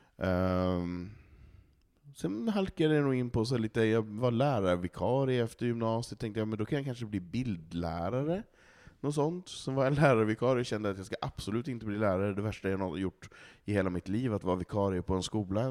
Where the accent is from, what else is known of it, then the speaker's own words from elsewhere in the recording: Malå, Västerbotten County, Sweden; moved away; i Malå, i samhället där jag kommer ifrån